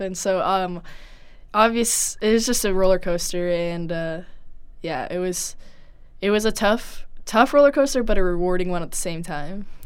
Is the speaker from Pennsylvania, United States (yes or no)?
no; Humphrey, Nebraska, United States; growing up in Nebraska